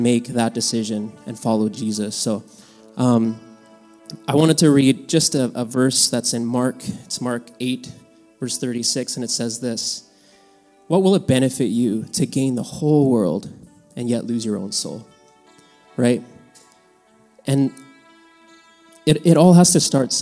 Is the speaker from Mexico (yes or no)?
yes; Mexico; moved away; I was born in Mexico, and my dad farmed there for many, many years